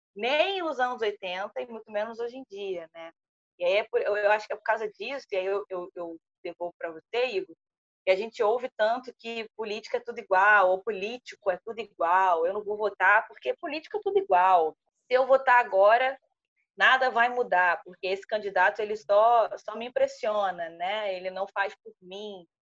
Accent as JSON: {"language": "Portuguese", "country": "Brazil", "said": "a gente teve tudo muito dado nós brasileiros"}